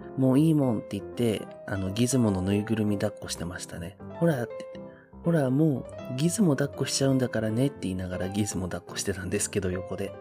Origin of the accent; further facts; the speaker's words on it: Okinawa, Japan; now in Kanto, Japan; 沖縄から上京してきて今関東に住んでるんですけどなんで沖縄の両親と、まだあの弟が沖縄に住んでるので